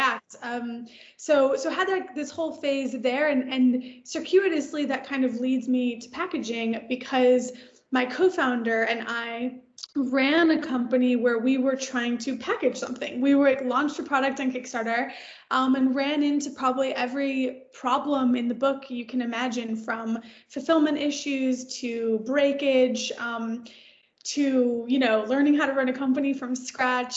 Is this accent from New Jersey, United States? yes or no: no; Detroit, Michigan, United States; now in Los Angeles, United States; I live in LA now, but I'm actually originally from the suburbs of Detroit. So from Michigan, born and raised in Michigan